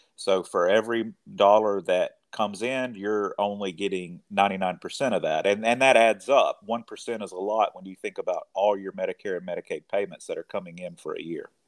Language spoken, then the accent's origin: English; rural Mississippi, United States; also born or lived in Knoxville, Tennessee / New Orleans, Louisiana; now in Corinth, United States; I'm originally from a very small town in rural Mississippi